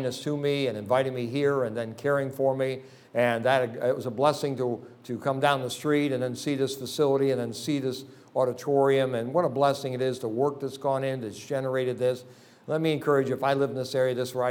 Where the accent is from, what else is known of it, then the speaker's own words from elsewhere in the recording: between Rochester and Syracuse, New York, United States; I live about 340 miles from New York City, almost to Buffalo, near Rochester, in between Rochester and Syracuse, in an area that I grew up